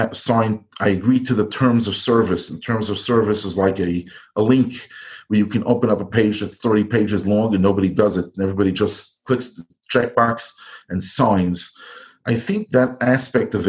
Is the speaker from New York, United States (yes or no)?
yes; New York, United States; also born or lived in Iowa; I grew up and live in New York, which is a big city